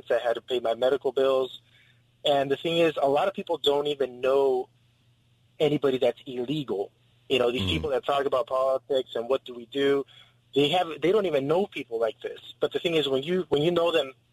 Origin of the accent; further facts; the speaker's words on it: San Diego, California, United States; I was born and raised here in San Diego